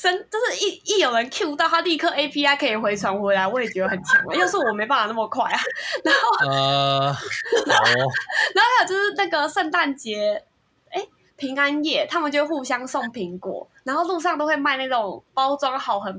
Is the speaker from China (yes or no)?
no; Taiwan; 就比如我是台湾人，尤其是我又是学资料分析